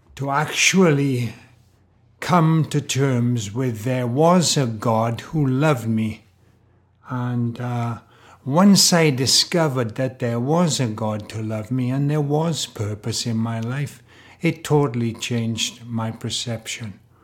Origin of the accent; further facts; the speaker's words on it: Wales, United Kingdom; I grew up in Wales, in Great Britain